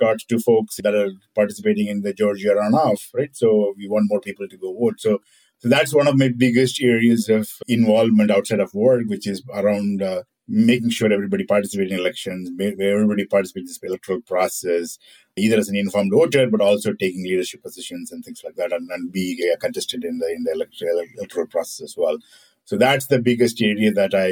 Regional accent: India; moved away; When I was growing up in India

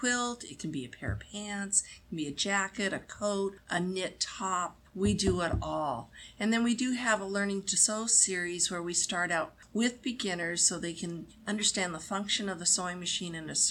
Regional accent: Tacoma, Washington, United States; also born or lived in Gig Harbor, Washington; we're in Tacoma, Washington, in the United States. And I live across the bridge in Gig Harbor, which is only about 10 minutes away. But this is where I grew up

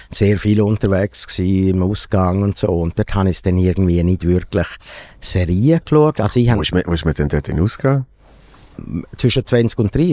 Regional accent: Grisons, Switzerland; ich bin, wo ich aufgewachsen bin, so in der, also dort, wo wir gewohnt haben, in Graubünden, dort haben wir auch lange keine äh, Kabelfernsehen gehabt.

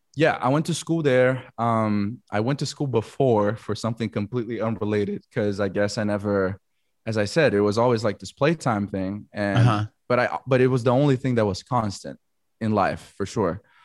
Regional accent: Florianópolis, Santa Catarina, Brazil; moved away as an adult; also born or lived in United States; I am from Florianopolis, Brazil. It's this small island, uh, South Brazil.

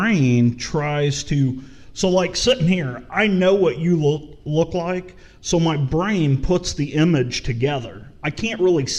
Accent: St. Louis, Missouri, United States; I grew up in St. Louis City

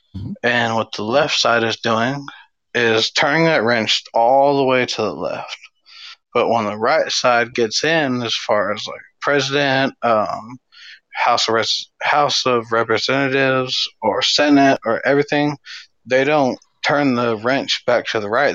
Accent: California, United States; I was raised in California

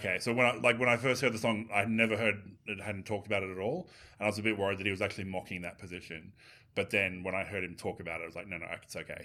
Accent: Australia; as an Australian

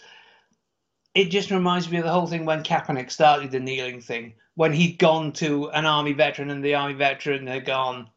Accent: United Kingdom; I'm a Brit

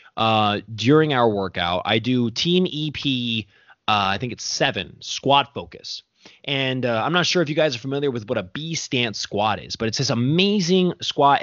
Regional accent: United States; I'm over here born and raised in America

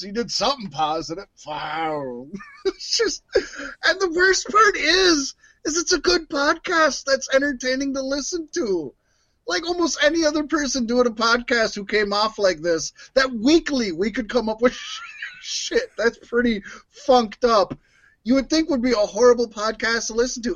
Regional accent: Minnesota, United States; we're from Minnesota

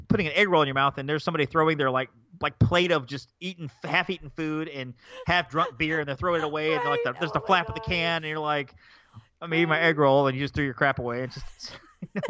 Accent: Birmingham, Alabama, United States; born or raised there

